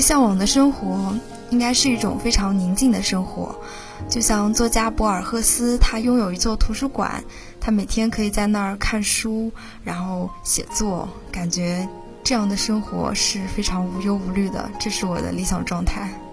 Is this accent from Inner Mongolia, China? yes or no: no; Huzhou, Zhejiang, China; 我的家乡是浙江湖州